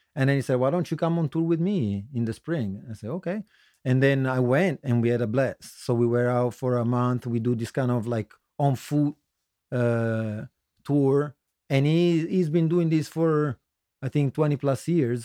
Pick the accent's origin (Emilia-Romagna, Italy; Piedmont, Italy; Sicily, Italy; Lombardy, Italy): Piedmont, Italy; Turin; moved away as an adult; also born or lived in Florence, Tuscany / San Francisco / Newark, Delaware; now in Philadelphia, United States; originally I come from Italy. Um, I lived, uh, was born in the center in Tuscany, near Florence, but I lived in Torino in the northwest for most of my life. So, uh, I would say that's my hometown